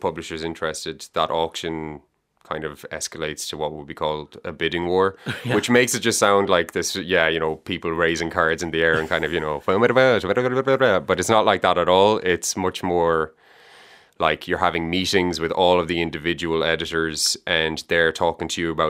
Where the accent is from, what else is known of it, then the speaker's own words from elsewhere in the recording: Galway, Connacht, Ireland; also born or lived in Dublin; I'm from Galway. Well, I was given out to by my cousin yesterday, so I have to say I was born in Dublin. He said you're rejecting your Dublin route. So I was born in Dublin, but I grew up in Galway. We moved to Galway when I was 3.